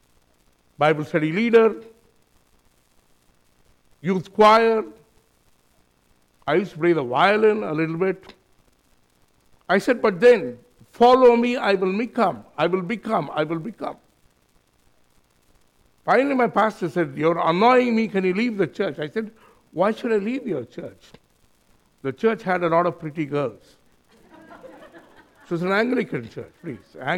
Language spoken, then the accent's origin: English; India; moved away as an adult; now in New Zealand; me, my brother, my sister-in-law, we are from India